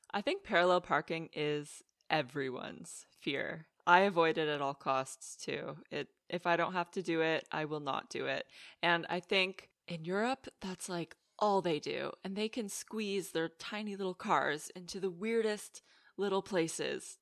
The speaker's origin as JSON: {"language": "English", "country": "Canada", "tie": "born or raised there", "moved": "yes", "lives_now": "Netherlands", "said": "growing up in Canada, the roads there, they're so big"}